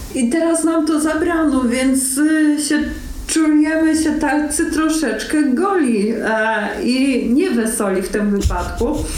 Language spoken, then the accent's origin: Polish; Rzeszów, Subcarpathian Voivodeship, Poland; jestem rodowitą rzeszowianką